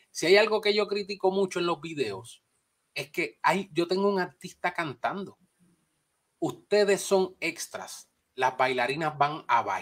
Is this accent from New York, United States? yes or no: yes; New York, United States; also born or lived in Bronx; nacido en el Bronx, criado en Nueva York.